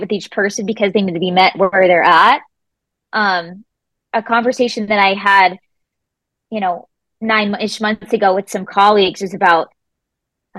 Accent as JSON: {"language": "English", "region": "Rhode Island", "country": "United States", "tie": "born or raised there", "also_born_or_lived": "Florida", "moved": "as an adult", "said": "I was born and raised in Rhode Island"}